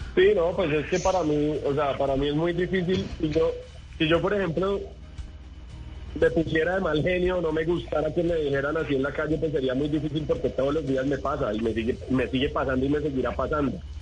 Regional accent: Villavicencio, Meta, Colombia; es mi región, yo soy allá de Villavicencio

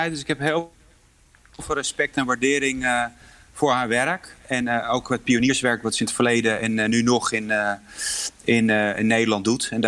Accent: Poland; Ik voel me heel erg verbonden met mijn, mijn moederland en mijn achtergrond.

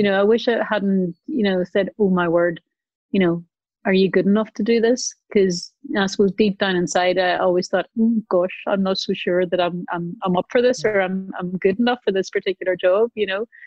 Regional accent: Northern Ireland, United Kingdom; growing up in Northern Ireland

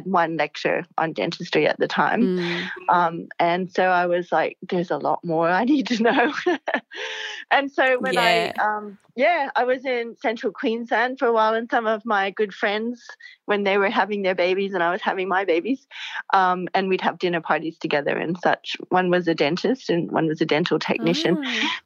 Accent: Hawaii, United States; also born or lived in California; now in Brisbane, Australia; I grew up in Hawaii

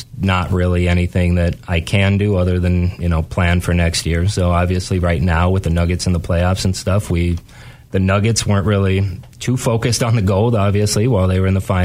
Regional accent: North Dakota, United States; now in Grand Rapids, United States; I grew up in North Dakota, so minor league sports is all we had there

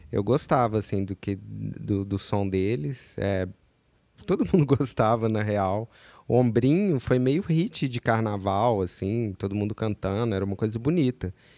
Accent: Belo Horizonte, Minas Gerais, Brazil; lá em BH de onde eu sou

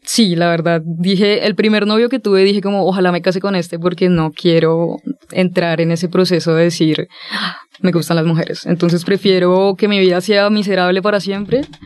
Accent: Villavicencio, Meta, Colombia; yo nací eh, en un contexto bastante complejo porque soy de Villavicencio, soy de una ciudad pequeña

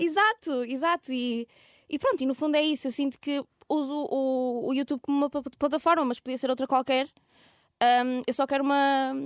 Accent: Ermesinde, Norte, Portugal; accent: Ermesinde / Porto; now in Lisbon, Portugal; eu sou de Irmezinho

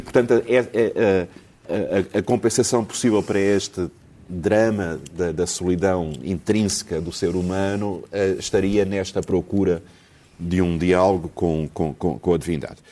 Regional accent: Lisbon, Portugal; eu nasci em Alfama

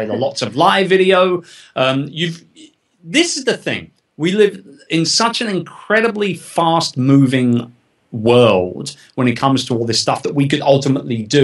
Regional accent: United Kingdom; moved away as an adult; now in United States; I'm not American. Yes. I'm a Brit

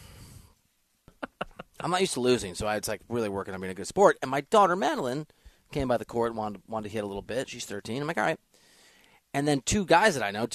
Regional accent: Iowa, United States; I'm from Iowa

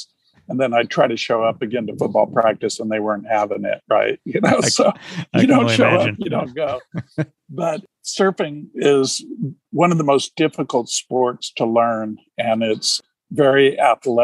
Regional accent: Huntington Beach, California, United States; I grew up in Huntington Beach, California

